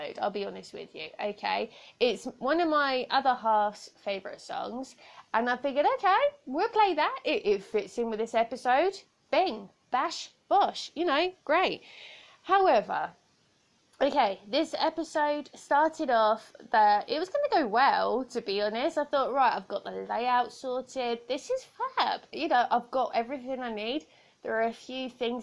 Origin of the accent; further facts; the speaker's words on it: United Kingdom; here in the UK